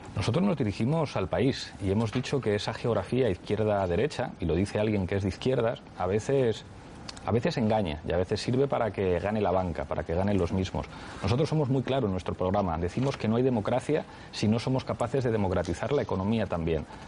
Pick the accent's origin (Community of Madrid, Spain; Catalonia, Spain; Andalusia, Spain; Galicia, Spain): Community of Madrid, Spain; Madrid; Yo soy madrileño y me siento orgulloso de ser madrileño